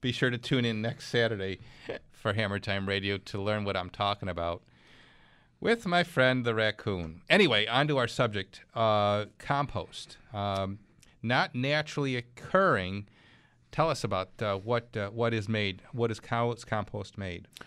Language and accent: English; Clarence, New York, United States; my hometown. That's Clarence, New York